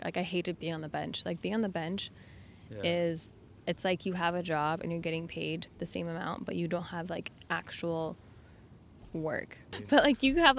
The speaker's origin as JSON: {"language": "English", "town": "Portland", "region": "Oregon", "country": "United States", "said": "I'm from Portland, Oregon"}